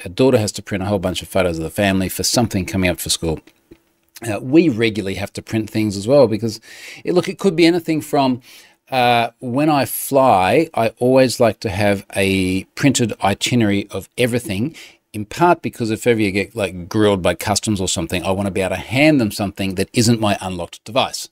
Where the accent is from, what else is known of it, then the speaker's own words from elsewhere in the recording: Australia; as an Aussie